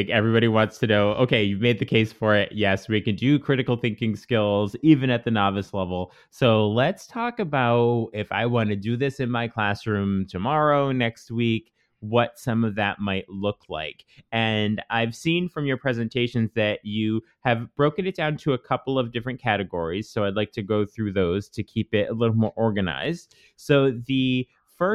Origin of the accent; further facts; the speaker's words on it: Canada; I'm Canadian